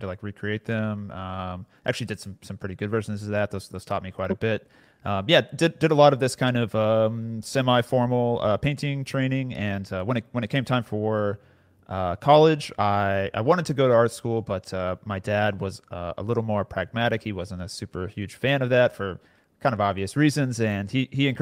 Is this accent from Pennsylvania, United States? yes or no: no; near Austin, Central Texas, United States; I grew up in Central Texas, so close to Austin, basically suburbs around Austin. I've pretty much lived here my entire life.